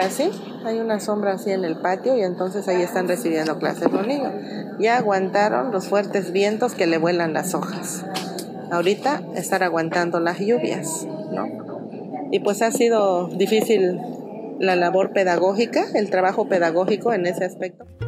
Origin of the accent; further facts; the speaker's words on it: San Mateo del Mar, Oaxaca, Mexico; soy originaria de la comunidad de San Mateo del Mar, somos un pueblo originario del pueblo Icots